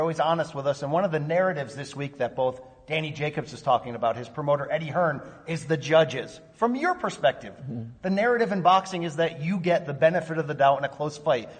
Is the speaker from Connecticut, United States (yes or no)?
yes; Connecticut, United States; my home state of Connecticut.